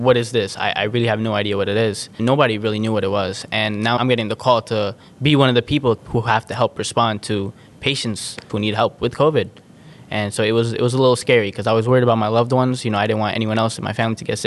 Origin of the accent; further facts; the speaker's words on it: New York City, New York, United States; I'm born and raised in Brooklyn